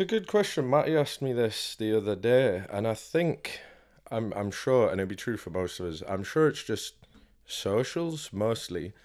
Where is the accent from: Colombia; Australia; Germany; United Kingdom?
United Kingdom; York, Yorkshire and the Humber; born and bred in York